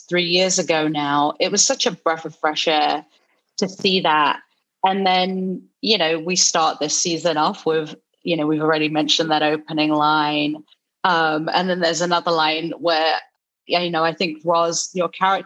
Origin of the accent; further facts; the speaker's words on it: London, United Kingdom; now in Los Angeles, United States; I grew up in London, straight from London